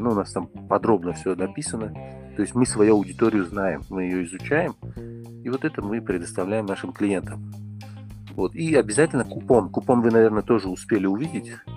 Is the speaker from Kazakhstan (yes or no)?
no; Tajikistan; я из Таджикистана